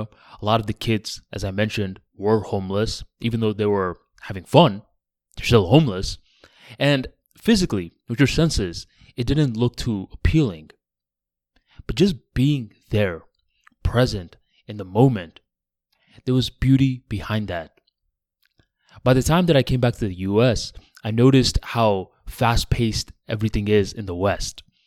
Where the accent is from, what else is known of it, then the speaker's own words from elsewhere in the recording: Bangladesh; now in United States; I ended up going to Bangladesh, my home country